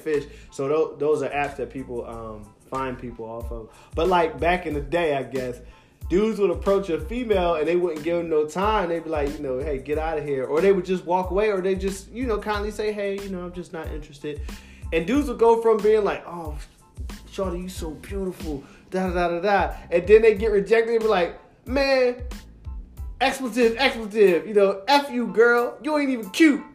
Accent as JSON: {"language": "English", "town": "Philadelphia", "region": "Pennsylvania", "country": "United States", "said": "I'm from Philadelphia"}